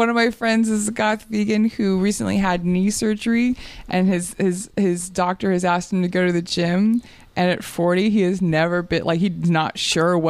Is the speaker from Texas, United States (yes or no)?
yes; Texas, United States; I grew up Mormon in Texas